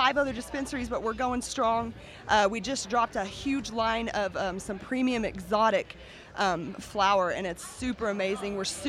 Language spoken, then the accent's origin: English; Chickasha, Oklahoma, United States; We are all from Chickasha, and we're all friends and family.